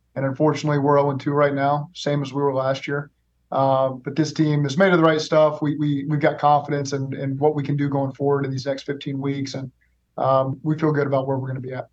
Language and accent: English; Oklahoma, United States; moved away as an adult; also born or lived in Los Angeles; now in Cincinnati, United States; I'm from Oklahoma. I've lived in Cincinnati